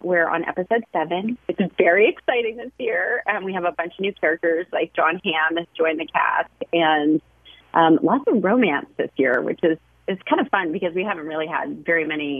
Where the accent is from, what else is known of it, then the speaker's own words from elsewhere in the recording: Nashville, Tennessee, United States; We grew up in Nashville, Tennessee. So I was just, you know, running around in creeks, catching bugs and frogs and things like that with the other boys in the neighborhood.